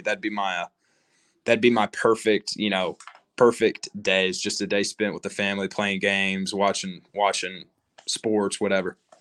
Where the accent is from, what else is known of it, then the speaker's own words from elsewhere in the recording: Lubbock, Texas, United States; growing up in Lubbock